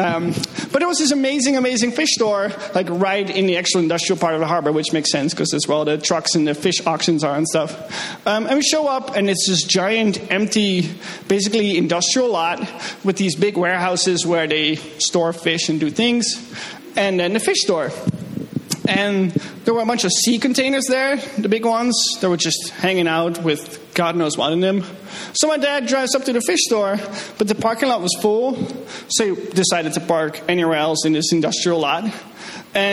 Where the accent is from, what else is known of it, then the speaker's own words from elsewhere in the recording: Netherlands; moved away; I'm from the Netherlands